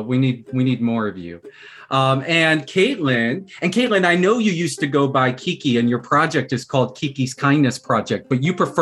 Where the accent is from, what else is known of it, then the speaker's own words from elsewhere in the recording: Fort Worth, Texas, United States; now in New York City, United States; Orion, I'm from Texas, too.